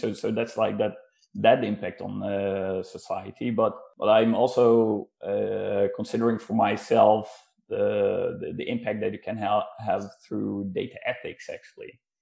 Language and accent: English; Netherlands; moved away as an adult; now in Norway; I'm actually originally from the Netherlands and uh, moved to Norway uh, back in uh, 2016